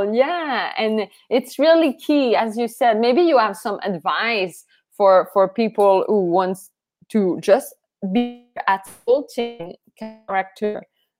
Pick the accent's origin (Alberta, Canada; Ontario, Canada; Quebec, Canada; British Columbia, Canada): Quebec, Canada; Matane; I'm from Matane.